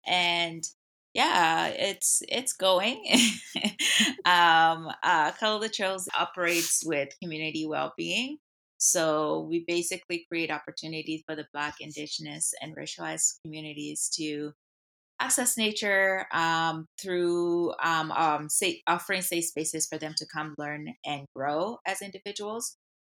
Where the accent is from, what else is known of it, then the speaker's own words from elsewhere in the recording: DR Congo; Like growing up in the Congo, there's like always that access to nature.